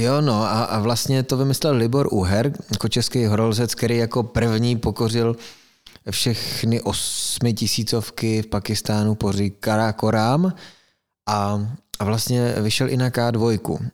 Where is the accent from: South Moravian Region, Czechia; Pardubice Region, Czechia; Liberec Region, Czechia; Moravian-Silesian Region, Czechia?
Moravian-Silesian Region, Czechia; Frýdek-Místek; jsem z Beskyt